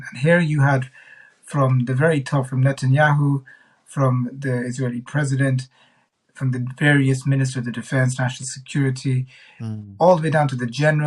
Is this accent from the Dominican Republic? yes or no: no; Ireland; as an Irish citizen